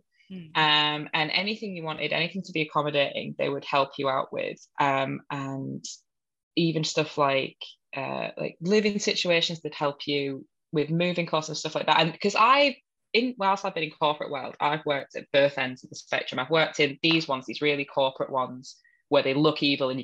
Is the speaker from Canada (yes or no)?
no; Hull, Yorkshire and the Humber, United Kingdom; accent: Hull; moved away as an adult; sounds like a Hull person who lived in Hull for the first 18 years of their life. Funnily enough, that's my real accent